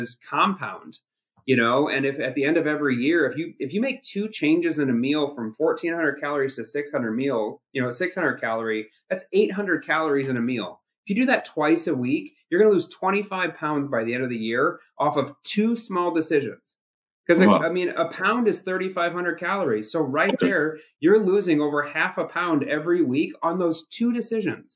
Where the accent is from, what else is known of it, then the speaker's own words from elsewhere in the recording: Midwest, United States; I'm from the Midwest, meat and potatoes